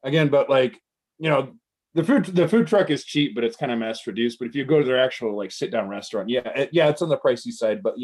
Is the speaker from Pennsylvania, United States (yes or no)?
no; Chicago, Illinois, United States; now in Japan; I'm from Chicago